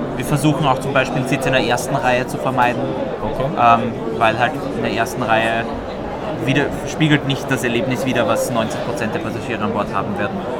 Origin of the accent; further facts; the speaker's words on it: Austria; ich persönlich als Österreicher